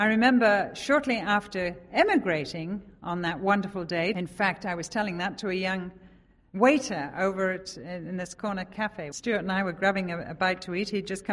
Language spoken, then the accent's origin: English; England, United Kingdom; moved away as an adult; now in Oconomowoc, United States; we live in Oconomowoc, we're from England